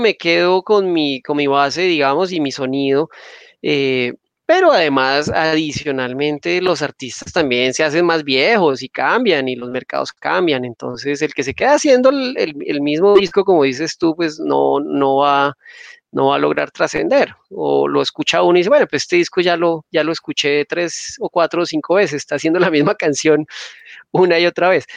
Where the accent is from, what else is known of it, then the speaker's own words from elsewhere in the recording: Bogotá, Colombia; cuando yo era pelado, que yo era un, digamos, de pelado de clase media, en Bogotá